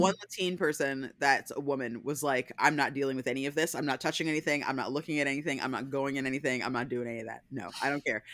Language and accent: English; Pennsylvania, United States; moved away; I'm from Pennsylvania, so I grew up